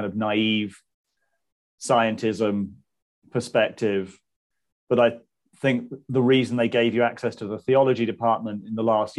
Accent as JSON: {"language": "English", "town": "Southampton", "region": "South East England", "country": "United Kingdom", "tie": "born or raised there", "also_born_or_lived": "Manchester", "moved": "as an adult", "said": "Southampton. I grew up in Southampton"}